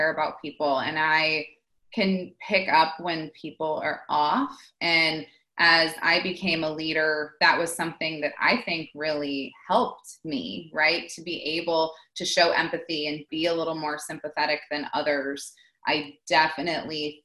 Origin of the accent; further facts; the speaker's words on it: New York, United States; I grew up in New York, and we had this cool house that was tucked in up on a hill in the trees